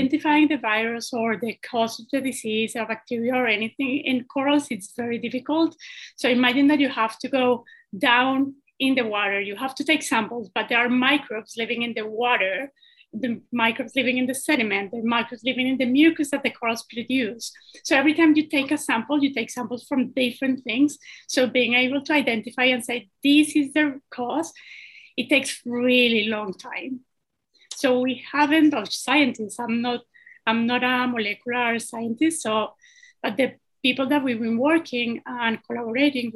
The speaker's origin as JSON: {"language": "English", "country": "Colombia", "moved": "yes", "lives_now": "Bahamas", "said": "I'm originally from Colombia"}